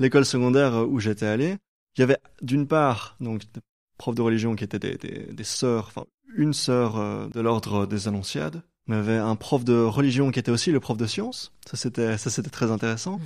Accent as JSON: {"language": "French", "town": "Brussels", "region": "Brussels-Capital Region", "country": "Belgium", "said": "en tant que Belge qui, vit, euh, je suis bruxellois"}